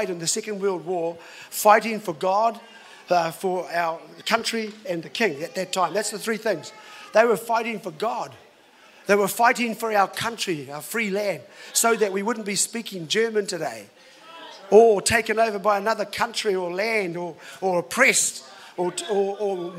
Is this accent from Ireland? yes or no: no; New Zealand; I've been in this country all my life, of course, born in here in New Zealand